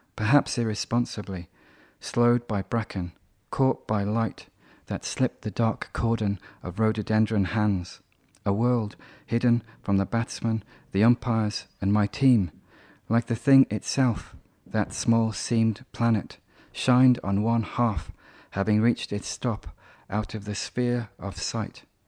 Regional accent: Birmingham, West Midlands, United Kingdom; I'm completely British. I was born in Birmingham

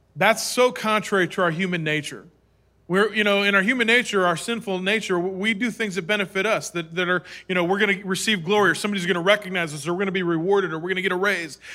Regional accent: Minnesota, United States; I was born in Minnesota.

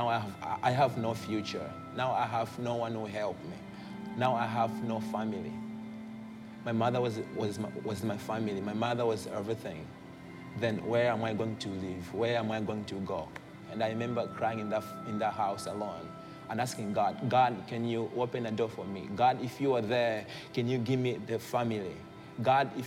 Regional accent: Malawi; I come from Malawi, and this is in Africa

